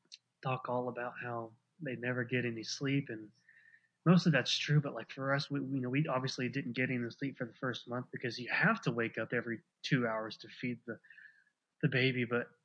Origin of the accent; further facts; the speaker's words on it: Ada, Oklahoma, United States; I was born and raised in Ada, Oklahoma. It's a small town of about probably 18,000 people, but it's also a college town. So 9 months out of the year, we've probably got closer to 23,000 people here.